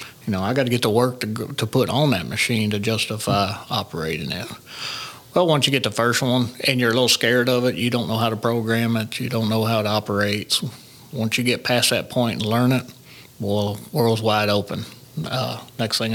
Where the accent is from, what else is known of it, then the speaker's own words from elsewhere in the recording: Paragould, Arkansas, United States; We're from Paragould. I lived in Paragould